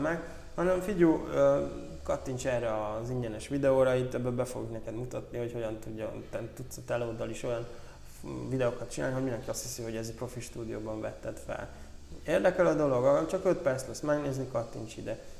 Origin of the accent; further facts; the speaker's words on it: Zala, Hungary; mi Zalából származunk